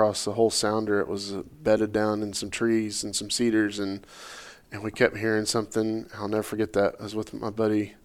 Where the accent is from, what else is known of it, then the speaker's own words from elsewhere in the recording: Oklahoma, United States; I grew up in Oklahoma